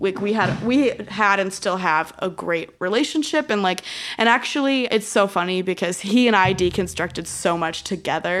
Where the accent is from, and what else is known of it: Illinois, United States; born or raised there